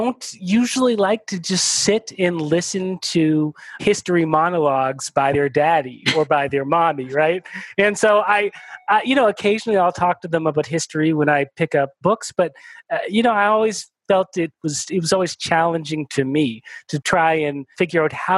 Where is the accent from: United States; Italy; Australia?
United States; I was born in the United States